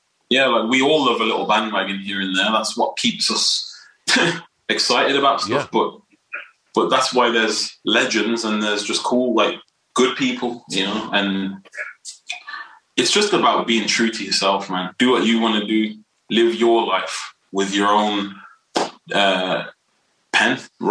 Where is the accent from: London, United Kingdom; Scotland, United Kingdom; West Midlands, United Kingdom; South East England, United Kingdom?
West Midlands, United Kingdom; Wolverhampton; I'm here right now. I still live here, born and raised.